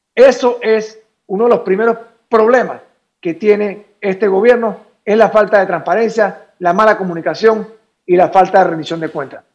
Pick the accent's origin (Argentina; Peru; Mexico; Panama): Panama; nosotros como panameños